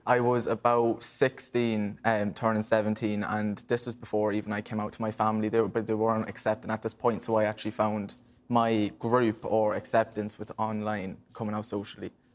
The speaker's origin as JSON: {"language": "English", "country": "Ireland", "tie": "born or raised there", "said": "growing up in Ireland"}